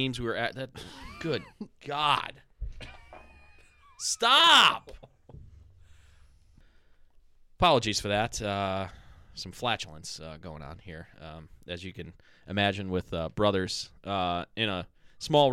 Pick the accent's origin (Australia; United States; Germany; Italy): United States; Parma Heights, Ohio; Parma Heights. I'm from the Heights